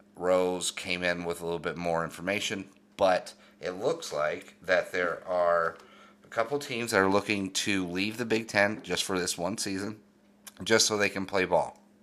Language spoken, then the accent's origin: English; Denver, Colorado, United States; growing up in Denver, Colorado